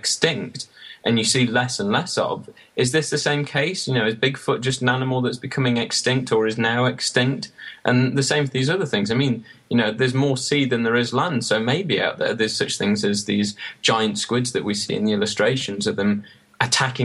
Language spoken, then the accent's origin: English; Sutton-in-Ashfield, East Midlands, United Kingdom; the library where I grew up in Sutton in Ashfield